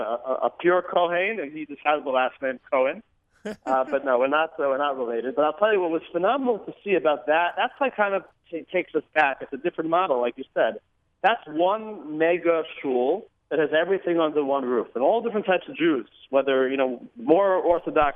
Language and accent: English; West Hempstead, New York, United States; I grew up in West Hempstead, New York, which is a beautiful community on Long Island